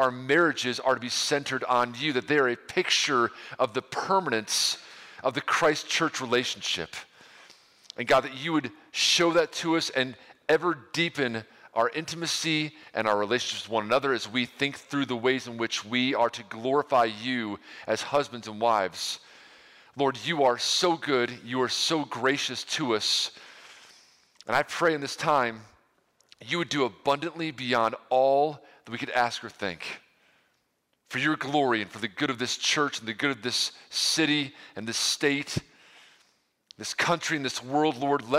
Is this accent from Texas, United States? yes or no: no; Ohio, United States; I hail from Ohio a long time ago today, and here we are now.